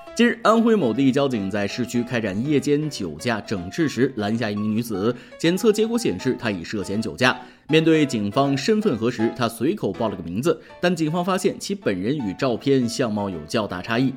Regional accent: Shandong, China; 我不是北京的，我是山东的。

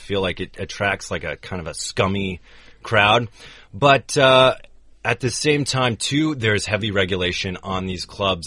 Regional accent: United States; as an American in the U.S.

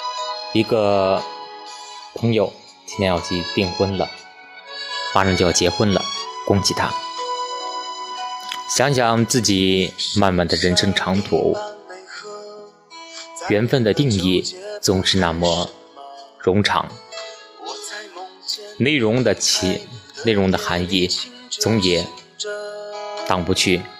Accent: Linfen, Shanxi, China; 嗨，大家好，这里是临汾，这是我的家乡。

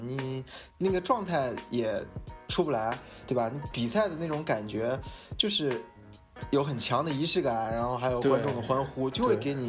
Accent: Shanghai, China; 我来自上海，我是那个 BTRT 的一个成员

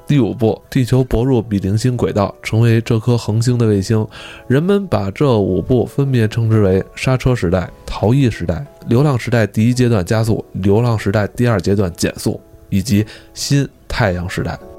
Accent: China; 对于我一个中国人来说

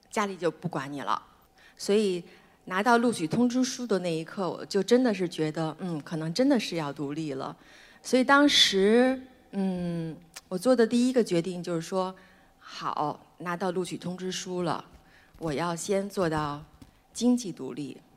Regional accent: Beijing, China; 我出生在北京，妈妈是拉大提琴的

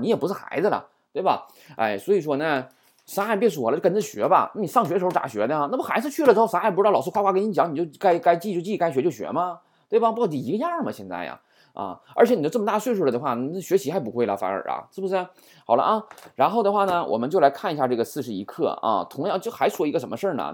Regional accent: China; 我们中国人

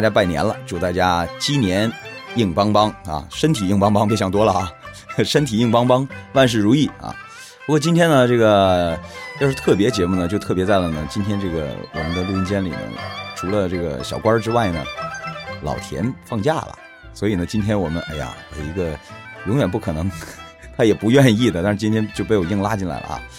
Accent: China; 但是有一样的东西，就是在过年的时候，我们还是要遵循我们的传统啊，毕竟我们是中国人。

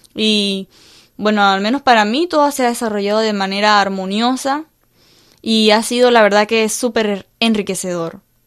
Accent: Panama; mi cultura panameña

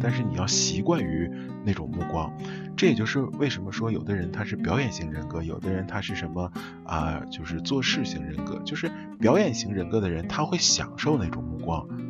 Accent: Northeast China, China; 我们东北这边儿叫打啵儿

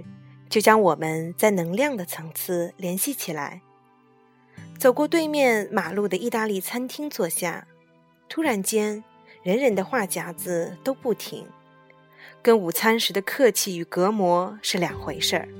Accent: Hong Kong; 我才用广东话问他：“你也会说广东话？”我是香港人。

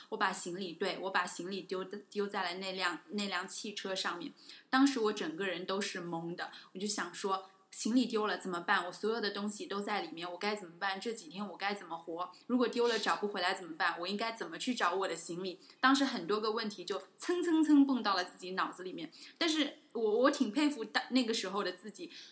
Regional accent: China; 作为一个中国人

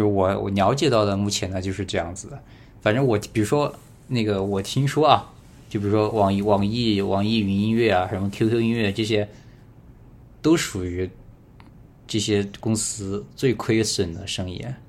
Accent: Badong, Hubei, China; 我是湖北人，然后嗯恩施的，然后我们那儿叫巴东

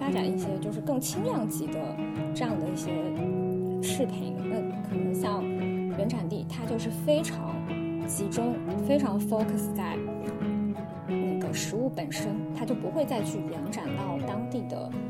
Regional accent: southern China, China; 因为我是南方人，我从小是比较喜欢吃杂碎的，就喜欢吃一些下水的食物

